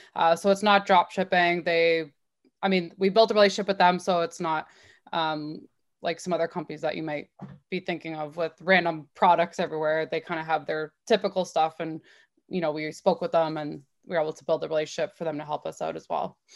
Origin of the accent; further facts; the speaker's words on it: Waterloo, Ontario, Canada; I grew up in Waterloo